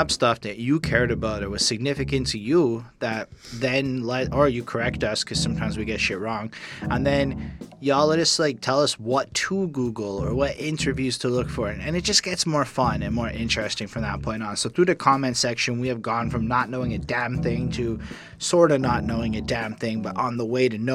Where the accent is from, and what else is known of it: Montreal, Quebec, Canada; born or raised there